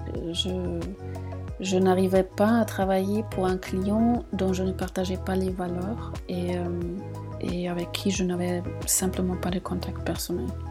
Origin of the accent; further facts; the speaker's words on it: Munich, Bavaria, Germany; moved away as an adult; now in Marseille, France; je suis originaire de Munich et j'habite à Marseille depuis un an et demi